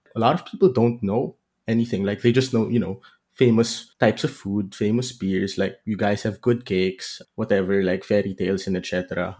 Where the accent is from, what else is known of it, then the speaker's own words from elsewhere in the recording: Philippines; moved away as an adult; now in Aachen, Germany; I'm originally from the Philippines